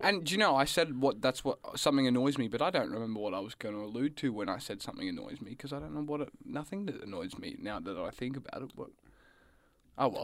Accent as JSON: {"language": "English", "area": "Gippsland", "region": "Victoria", "country": "Australia", "tie": "born or raised there", "said": "where I grew up down in Gippsland"}